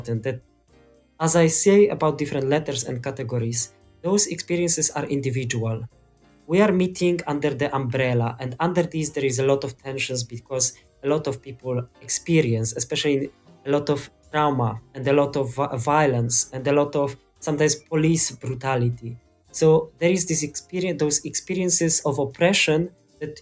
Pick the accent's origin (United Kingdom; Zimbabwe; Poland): Poland; I'm from Poland